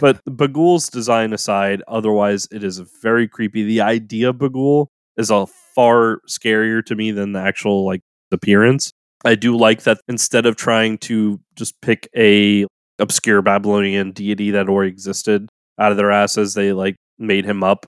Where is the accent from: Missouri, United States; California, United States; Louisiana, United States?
Louisiana, United States; New Orleans; growing up in the South, especially in New Orleans, we had a swarmer season during the summers